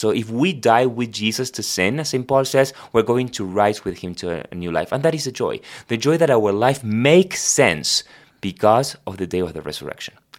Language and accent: English; Argentina; first language Spanish; English is a second language; moved away; I was born in Argentina, so my first language is Spanish